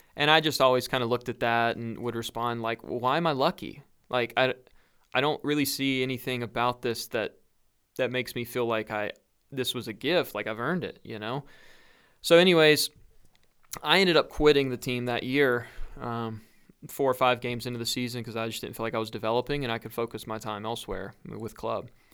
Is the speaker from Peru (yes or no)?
no; North Carolina, United States; I'm from North Carolina